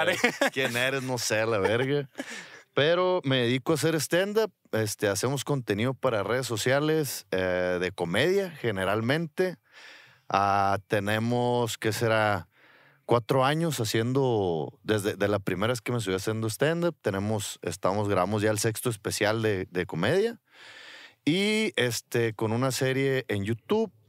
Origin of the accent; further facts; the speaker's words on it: Culiacán, Sinaloa, Mexico; Sí, sí, sí, somos de Culiacán.